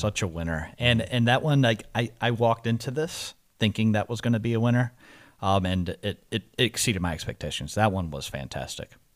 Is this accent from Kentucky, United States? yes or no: yes; Louisville, Kentucky, United States; moved away as an adult; I'm born and raised in Louisville, uh, moved out at eighteen